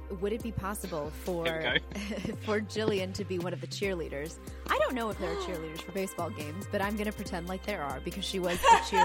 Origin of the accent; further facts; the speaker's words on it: United States; I'm American